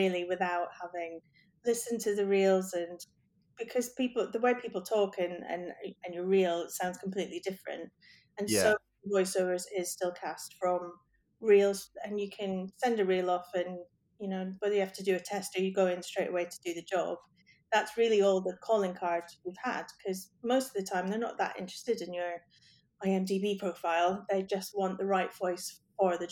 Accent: Scotland, United Kingdom; I'm Scottish, and I can spot a non-Scottish accent a mile off

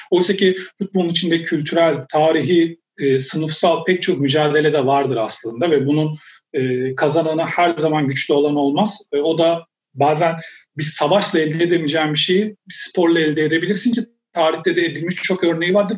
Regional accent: Turkey; ben yani Türk'üm

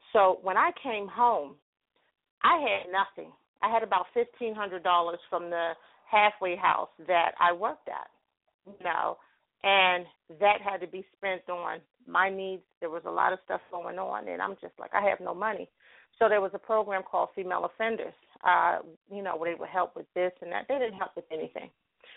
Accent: New Jersey, United States; moved away as an adult; now in Pittsburgh, United States; I am originally from New Jersey, and I now live in Pittsburgh, Pennsylvania

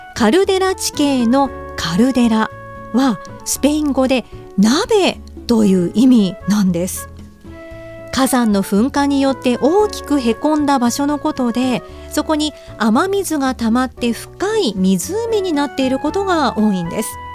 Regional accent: Tokachi, Hokkaido, Japan; moved away; ふるさとがそうかもしれませんね十勝なんですけどね

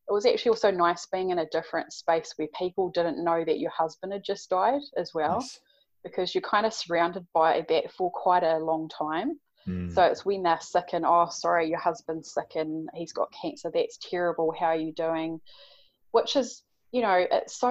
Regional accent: Napier, Hawke's Bay, New Zealand; moved away; Hawke's Bay, which is where I'm from Napier

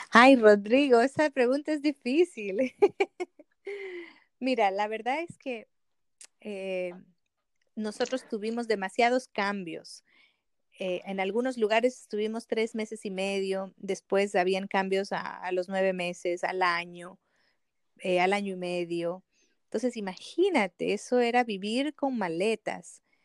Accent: Ecuador; moved away as an adult; now in Chile; yo salí de mi país en Ecuador, de donde yo soy, y vine a estudiar en Chile

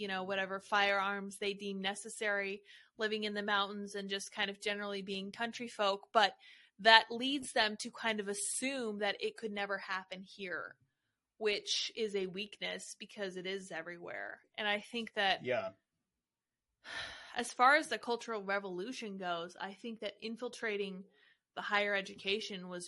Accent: Colorado, United States; I am from Colorado

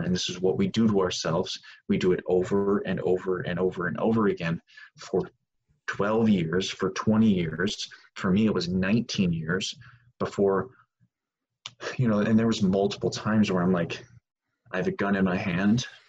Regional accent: Wisconsin, United States; I grew up in Wisconsin

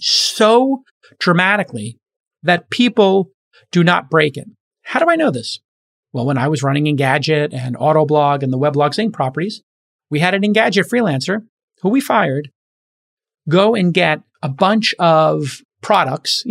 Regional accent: New York, United States; New York, my hometown.

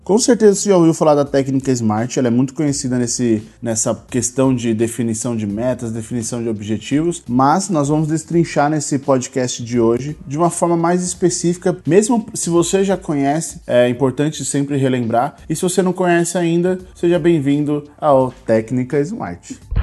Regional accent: São Paulo, Brazil; nós somos de São Paulo

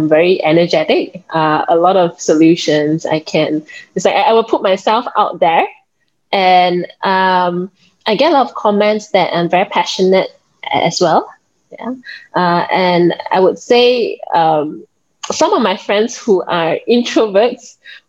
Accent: Penang, Malaysia; I'm actually from Penang. So it's an island north side of Malaysia

